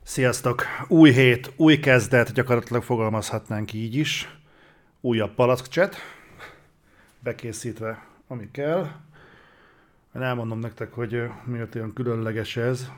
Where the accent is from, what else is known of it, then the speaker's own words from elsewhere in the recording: Hungary; magyarok vagyunk